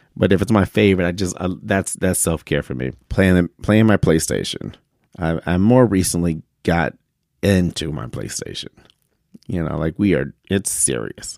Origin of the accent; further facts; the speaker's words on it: Detroit, Michigan, United States; we grew up in Detroit and Detroit's dirty.